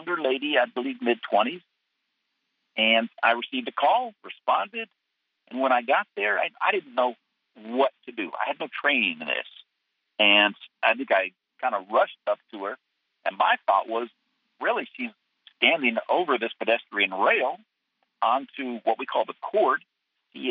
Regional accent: Marin County, California, United States; growing up in Marin County

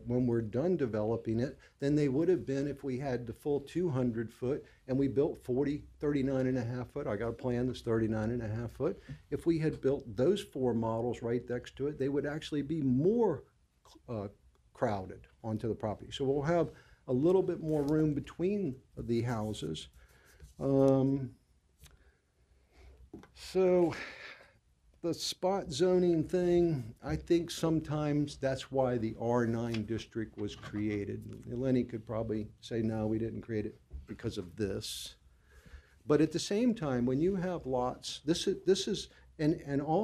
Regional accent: Norfolk, Virginia, United States; I was born and raised on Bayview Boulevard a long, long time ago.

